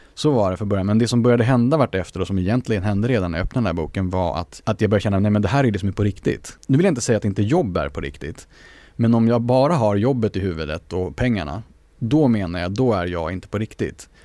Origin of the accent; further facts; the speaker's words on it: Sweden; vi är svenskar för att vi vuxit upp i Sverige